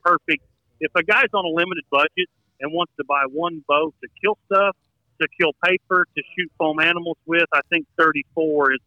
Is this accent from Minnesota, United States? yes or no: no; South Central Indiana, United States; Midwest, I'm from South Central Indiana. I grew up in tree stands.